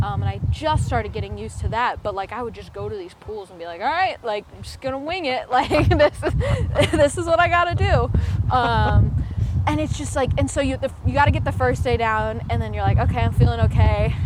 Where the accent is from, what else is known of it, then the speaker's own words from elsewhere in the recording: Midwest, United States; growing up in the Midwest, all we had were like tiny little wooden mini ramps